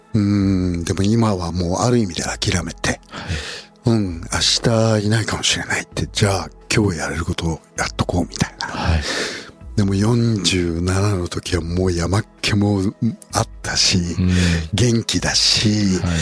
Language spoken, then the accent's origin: Japanese; Kawachi, Osaka, Japan; 大阪河内で生まれたディープサウスだし